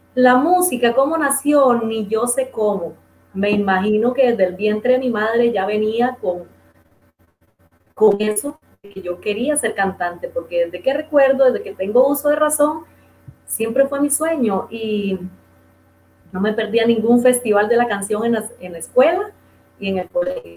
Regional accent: Dos Brazos de Río Tigre, Puntarenas, Costa Rica; moved away; Ese es mi pueblito

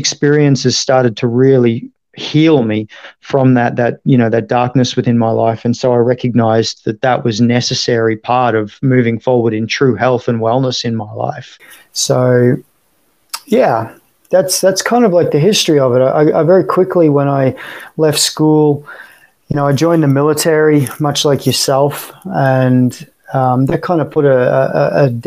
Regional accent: Sunshine Coast, Queensland, Australia; also born or lived in Sydney / Florida; now in Tampa, United States; I'm obviously Australian by birth, born and raised in, born in Sydney and raised on the Sunshine Coast

